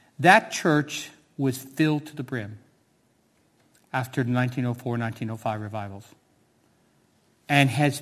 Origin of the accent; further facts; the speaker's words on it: United States; moved away as an adult; now in Cardiff, United Kingdom; As a 16-year-old young man growing up in America